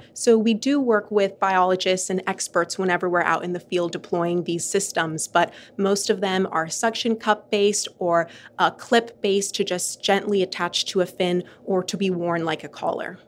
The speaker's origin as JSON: {"language": "English", "country": "Bahamas", "tie": "born or raised there", "moved": "yes", "said": "I'm from the Bahamas, which is an archipelago in the Caribbean of over 700 islands surrounded by absolutely beautiful turquoise water. And growing up there"}